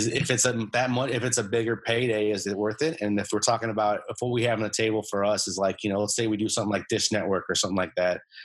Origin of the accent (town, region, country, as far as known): Illinois, United States; born or raised there; moved away